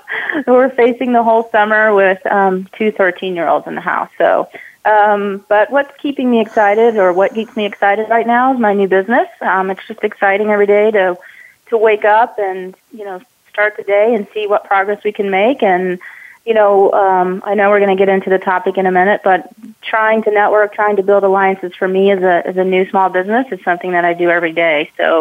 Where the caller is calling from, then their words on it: Atlanta, Georgia, United States; Sure. I'm also in Atlanta today.